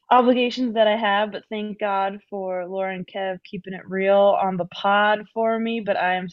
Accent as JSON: {"language": "English", "town": "Scranton", "region": "Pennsylvania", "country": "United States", "said": "I'm from Scranton, Pennsylvania, and we always say uh, a tray of pizza instead of like a pizza or a pizza pie."}